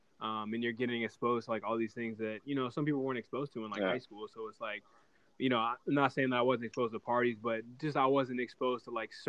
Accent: Newport News, Virginia, United States; So, yeah, from Newport News, grew up there my whole life. Yeah, born and raised.

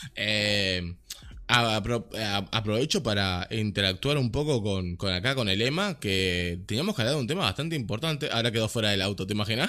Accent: Montevideo, Uruguay; crecí en Malvin

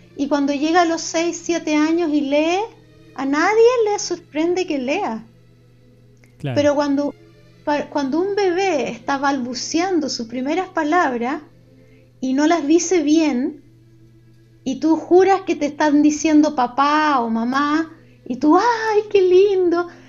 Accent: Chile; accent: Chilean; Hablamos en español con nuestro acento chileno que se salta las S

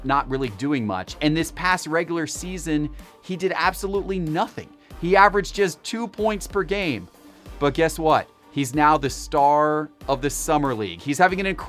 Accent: Atlanta, Georgia, United States; my hometown Atlanta Braves

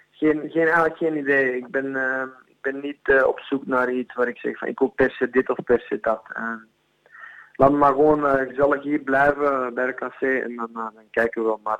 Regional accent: Flanders, Belgium; Ja, ze zeggen in België is ze altijd tegen mij, ja, ehm, je hebt de mentaliteit van een Nederlander

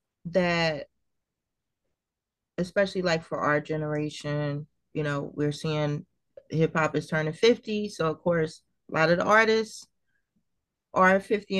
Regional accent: Trenton, New Jersey, United States; growing up in Trenton

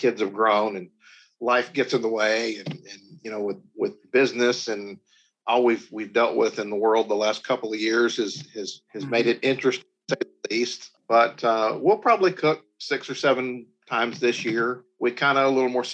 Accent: the South, United States; Growing up in the South

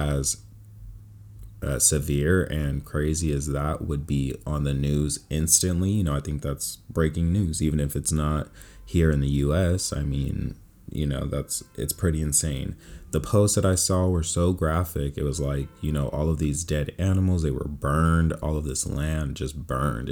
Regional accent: Bay Area, California, United States; moved away as an adult; also born or lived in Stockton, California; now in Los Angeles, United States; born and raised in California. I was born in Stockton, raised in the Bay Area, and now I'm out here in Los Angeles.

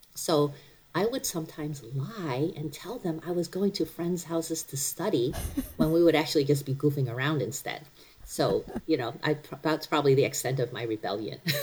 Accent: Cleveland, Ohio, United States; also born or lived in Taiwan; now in Frederick, United States; I mostly grew up in Cleveland

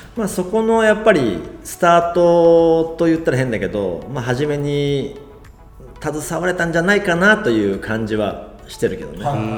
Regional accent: Shimizu, Shizuoka, Japan; also born or lived in Tokyo; 地元に帰って就職するを選択する。で、静岡清水に一回帰った

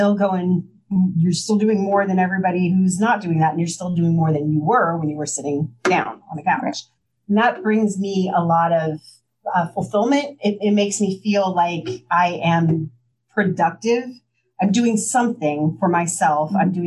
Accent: Midwest, United States; now in Washington, D.C. area, United States; I am from the Midwest. I'm from a very small town.

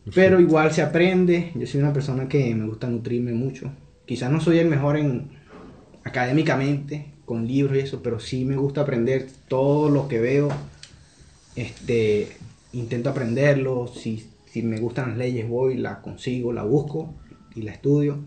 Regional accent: Carúpano, Sucre, Venezuela; moved away as an adult; also born or lived in Monagas, Venezuela; now in Chile; Yo, soy de Carúpano, pero en la actualidad vivía en, otro estado, en el estado Monagas

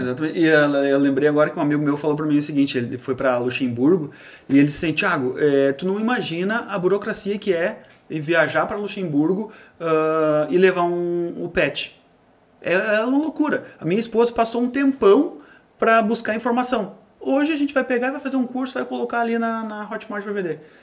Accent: South Region, Brazil; moved away as an adult; also born or lived in Novo Hamburgo; now in Portugal; eu sou do sul do Brasil

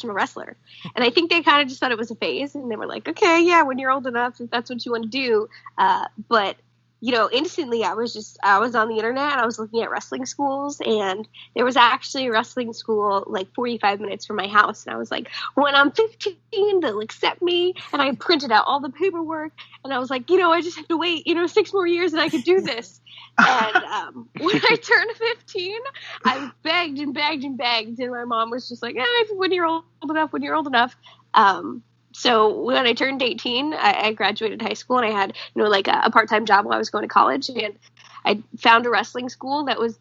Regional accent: Jefferson, United States; once I moved to my hometown of Jefferson

